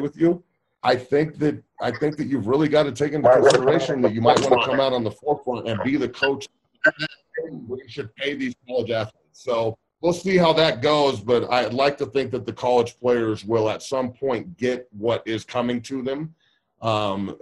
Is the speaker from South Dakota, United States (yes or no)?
no; Denver, Colorado, United States; a guy that I grew up watching here in Denver